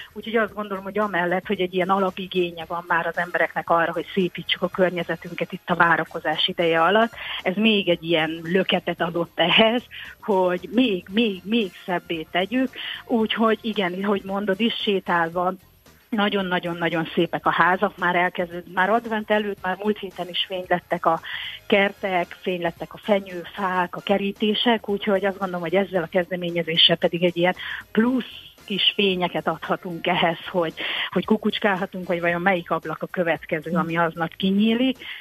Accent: Tokaj, Borsod-Abaúj-Zemplén, Hungary; now in Fenyves Parkváros, Hungary; a szülővárosomban, Tokajban

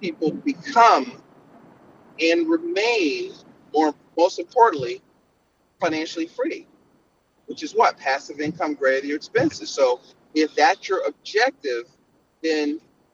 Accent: Philadelphia, Pennsylvania, United States; I'm from Philly

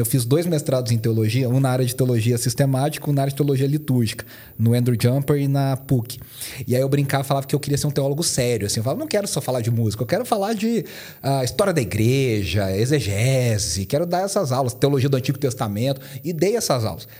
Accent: Poços de Caldas, Minas Gerais, Brazil; accent: mineiro; now in São Paulo, Brazil; Eu sou mineiro, de Poços de Caldas, então meu, meu sotaque vai entregar muito que eu sou mineiro.

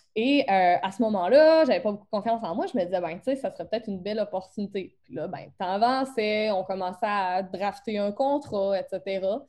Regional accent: Beauce, Quebec, Canada; accent: Beauce accent; mon accent de la bosse

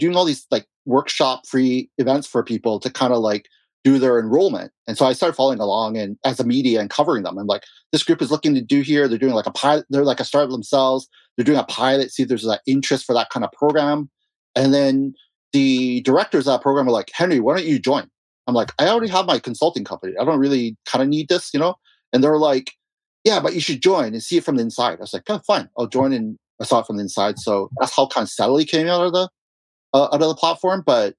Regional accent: Russia; you know, I came from Russia. You know, a lot of clients are from Dubai and Russia.

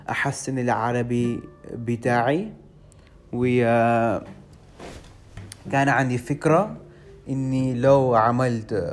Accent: London, United Kingdom; born there; Arabic is a second language; انا عندي 22 سنه انا مولود في انجلترا في لندن لكن اصلي اصلي مش انجليزي مامتي هي من باكستان وبابايا من الهند

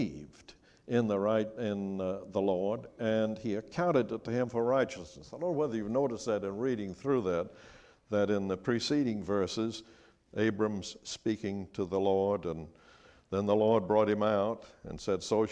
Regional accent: Charleston, South Carolina, United States; I grew up in Charleston, South Carolina

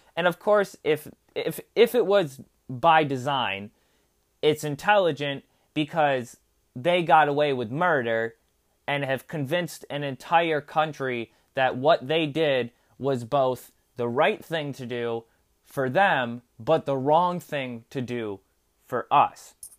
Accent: United States

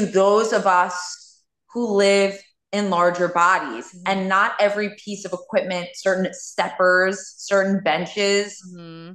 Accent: New York City, New York, United States; born and raised in Queens.

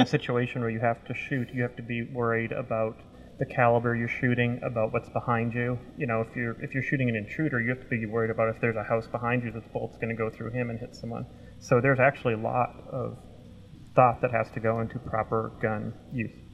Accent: Lewistown, Montana, United States; in my hometown of Lewistown, Montana

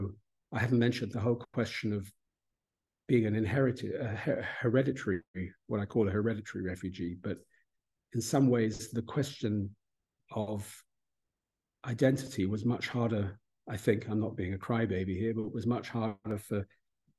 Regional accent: United Kingdom; this is the country in which we grew up

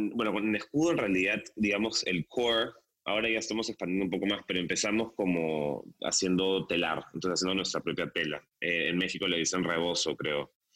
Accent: Peru

